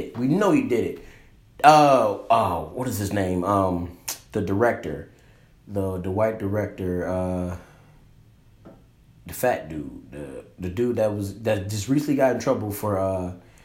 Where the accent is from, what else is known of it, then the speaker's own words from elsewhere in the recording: Detroit, Michigan, United States; we grew up in Detroit